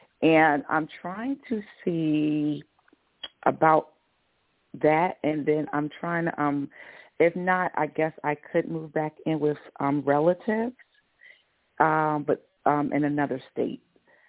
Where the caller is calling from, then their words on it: Georgia, United States; Hi, this is …. I'm in Georgia.